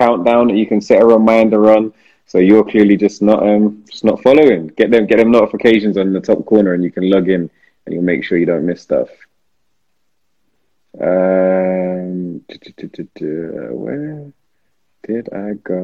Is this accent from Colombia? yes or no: no; London, United Kingdom; I'm from South London